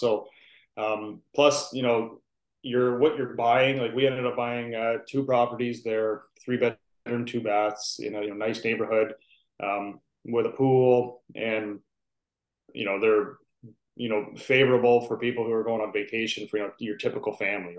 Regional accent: Southwestern Ontario, Canada; I'm from Southwestern Ontario, a Canadian.

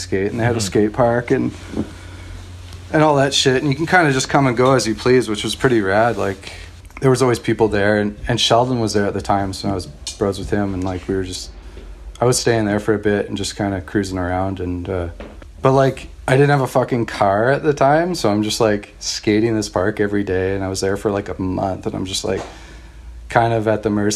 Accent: White Rock, British Columbia, Canada; I grew up in White Rock, BC, just outside of Vancouver, by the border

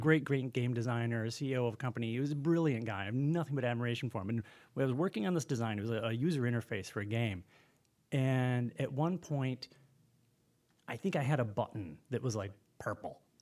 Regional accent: Kalamazoo, Michigan, United States; I'm from Kalamazoo, Michigan

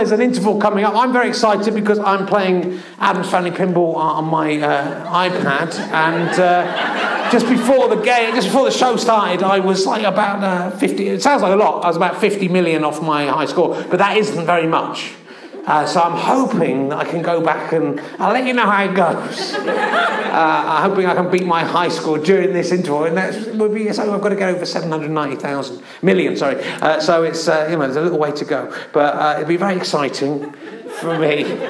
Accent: London, United Kingdom; We have one king who was born. I'm from London. Fucking loads of kings were born there.

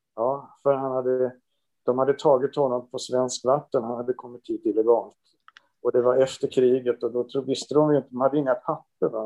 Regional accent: Rimbo, Stockholm County, Sweden; now in Stockholm, Sweden; jag föddes i Rimbo

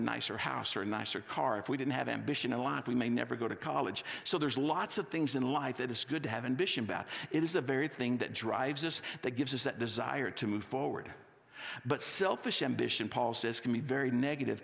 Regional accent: Texas, United States; also born or lived in California; now in Littleton, United States; I grew up in Texas and I lived in California for 5 years.

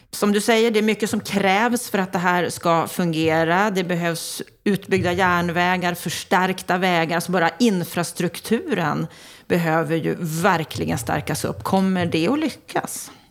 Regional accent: Norrland, Sweden; jag är norrlänning

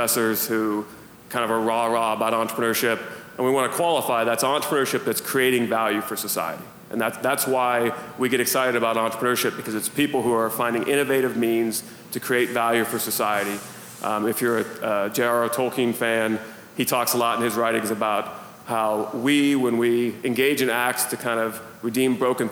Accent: Youngstown, Ohio, United States; I'm from Northeast Ohio, from kind of the Youngstown area

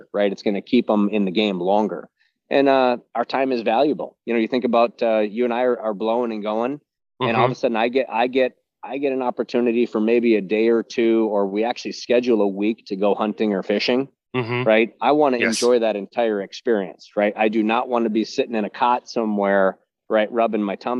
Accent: United States; as an American businessman myself

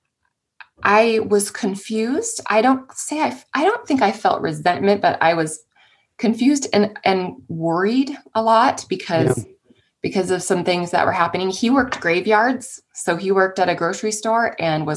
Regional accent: San Jose, California, United States; I grew up in the Bay Area in San Jose, California

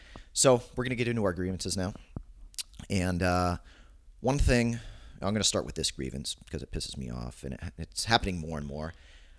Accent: California, United States; Central California.

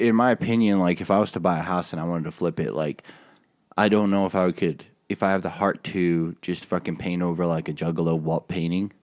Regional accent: Utah, United States; I'm from Utah

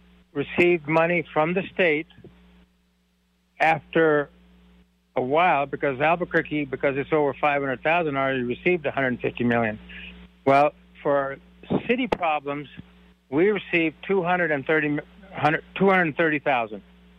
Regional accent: India; I'm from India.

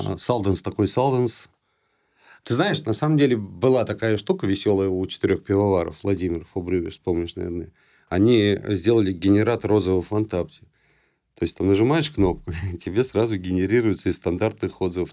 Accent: Saint Petersburg, Russia; moved away; это в Питере было, а, ну, я там часто бывает, моя малая родина

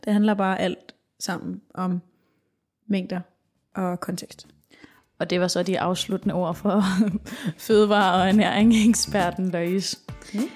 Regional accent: Denmark; vi danskere

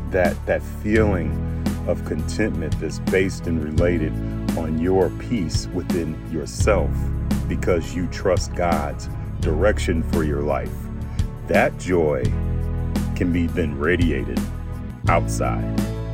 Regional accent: St. Louis, Missouri, United States; I'm from St. Louis, so we would say, when they act right, when they get them some act right

